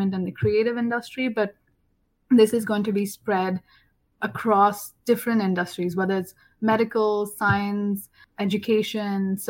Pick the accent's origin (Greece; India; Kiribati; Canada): India; South India; moved away as an adult; now in Atlanta, United States; I'm from India, it's always hot where I'm from, in the south